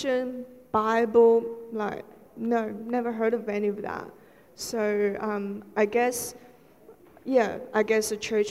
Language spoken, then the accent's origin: English; Shanghai, China; moved away; I was born in Shanghai, which is quite a major city in China.